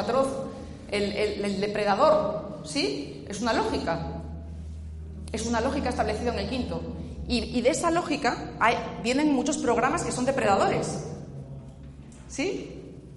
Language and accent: Spanish; Asturias, Spain; Yo vengo del norte, ¿eh? vengo de Asturias.